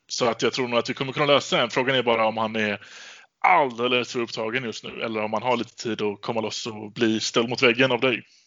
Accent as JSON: {"language": "Swedish", "town": "Gothenburg", "region": "Västra Götaland", "country": "Sweden", "said": "jag är göteborgare"}